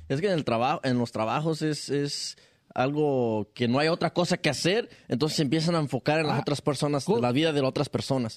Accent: Mexico; uno como, mexicano

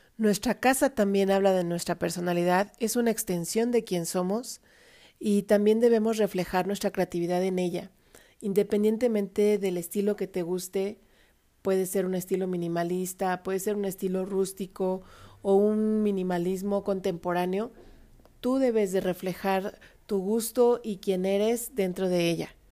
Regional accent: Mexico; como decimos acá en México

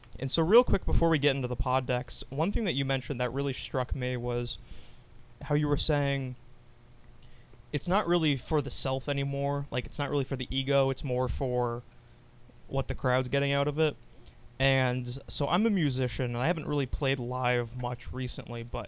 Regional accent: Sandy Hook, Connecticut, United States; my hometown is Sandy Hook, Connecticut

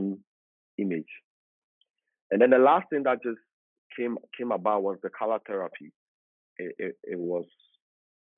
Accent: Accra, Greater Accra, Ghana; I was born in Accra, the capital city, in a suburban area called Makati Hills

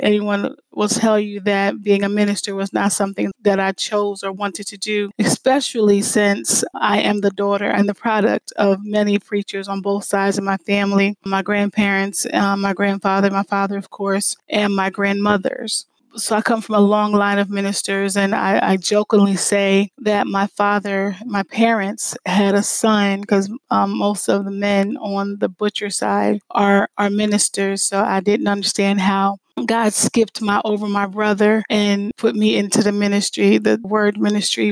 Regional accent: Lancaster, Pennsylvania, United States; moved away as an adult; I grew up in the Lancaster area

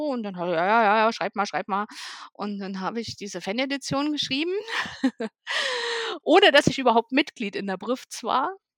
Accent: East Germany, Germany; ich komme ja aus dem Osten von Deutschland

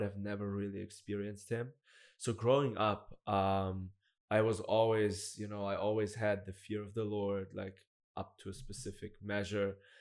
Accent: Black Forest, Baden-Württemberg, Germany; I'm from Germany. I grew up in, in the Black Forest

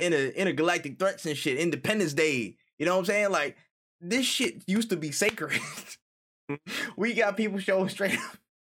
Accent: New York, United States; moved away; I'm from New York originally

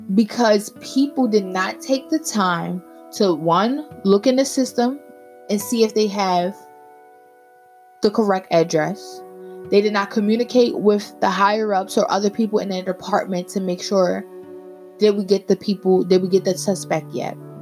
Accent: United States; we face as African American people

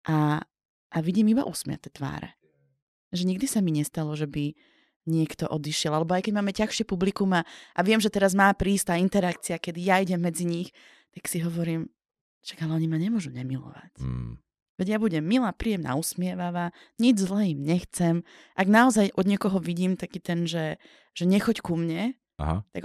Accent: Slovakia; ja som dievča z Biskupice

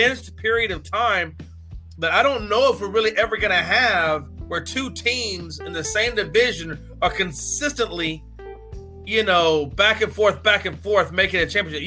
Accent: Houston, Texas, United States; I was from Houston

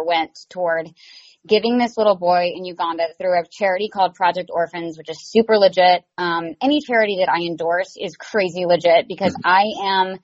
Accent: the South, United States; I'm from the South

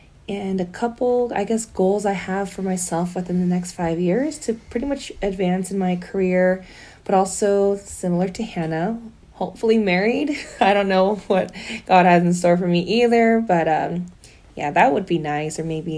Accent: Southern California, United States; also born or lived in Australia; I am Korean, 75% Korean and 25% Black. I was born actually in Australia. didn't stay there for a long time, hence no cool accent, unfortunately. I did grow up in Southern California for most of my life.

